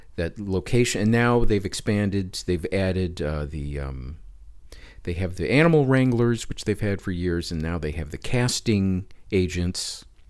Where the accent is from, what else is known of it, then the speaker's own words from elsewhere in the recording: Detroit, Michigan, United States; moved away as an adult; also born or lived in Southfield, Michigan; now in Los Angeles, United States; I grew up in the Detroit area.